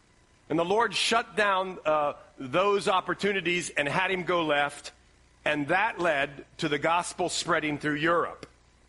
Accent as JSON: {"language": "English", "region": "Ohio", "country": "United States", "moved": "yes", "lives_now": "West Elizabeth, United States", "said": "like I'm from Ohio"}